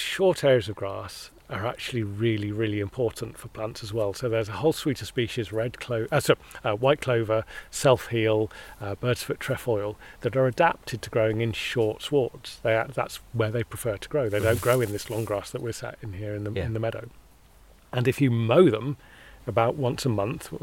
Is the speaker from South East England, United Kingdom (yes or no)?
yes; Hampshire, South East England, United Kingdom; I grew up also in Hampshire, not far from the New Forest